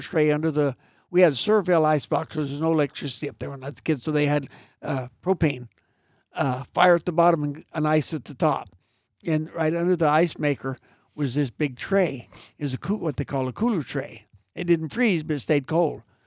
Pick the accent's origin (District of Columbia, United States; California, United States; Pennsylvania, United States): California, United States; Mariposa; I was raised on Chowchilla Mountain Road out of Mariposa.